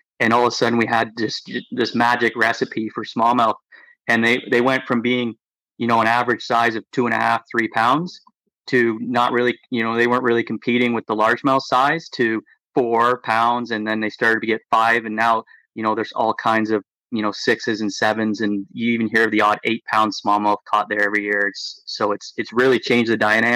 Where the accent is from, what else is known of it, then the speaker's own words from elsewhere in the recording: Lake Simcoe, Ontario, Canada; growing up on Lake Simcoe